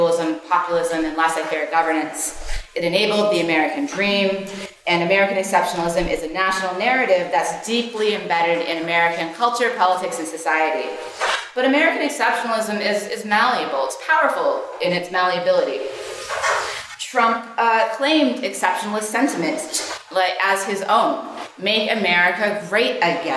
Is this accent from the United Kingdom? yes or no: no; Canada; moved away as an adult; now in United States; I, as many of you know, am Canadian, but have been living in the States for a number of years